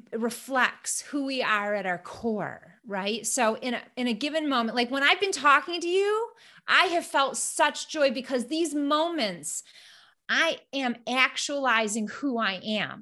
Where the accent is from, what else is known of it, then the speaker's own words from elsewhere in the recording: Flint, Michigan, United States; I'm from Flint, Michigan, and you know, I grew up in a place that was very kind